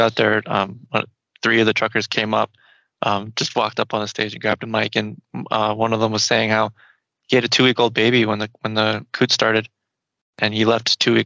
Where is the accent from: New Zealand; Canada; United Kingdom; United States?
Canada; Ontario; moved away as an adult; now in Alberta, Canada; I'm from Ontario. And I moved here last year because Alberta is the land of second chances.